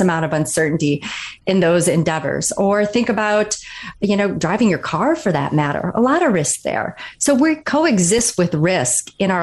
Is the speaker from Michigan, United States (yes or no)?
yes; Kalkaska, Michigan, United States; I grew up in Northern Michigan, a really small town called Kalkaska.